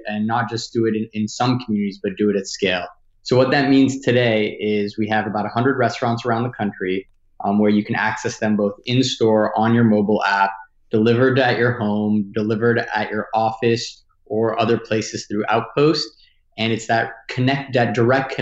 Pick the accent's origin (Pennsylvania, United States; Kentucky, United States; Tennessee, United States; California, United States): California, United States; Los Angeles; also born or lived in Washington, D.C.; I grew up here in Los Angeles